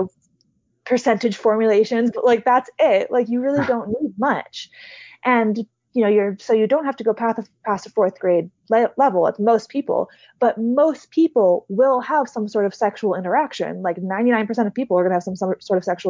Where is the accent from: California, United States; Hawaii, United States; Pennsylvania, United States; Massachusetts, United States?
Hawaii, United States; I grew up in Hawaii, which is one of the top progressive states in the States